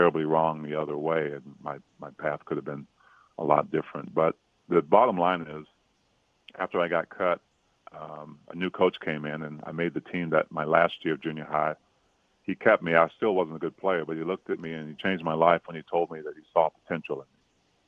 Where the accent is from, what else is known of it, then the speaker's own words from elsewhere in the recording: Prince George's County, Maryland, United States; I grew up in Prince George's County, Maryland